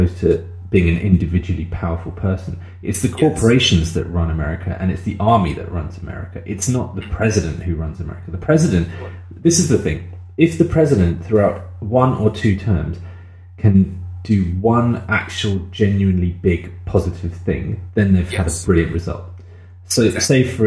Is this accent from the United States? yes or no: no; United Kingdom; we couldn't even say we're from the UK at that point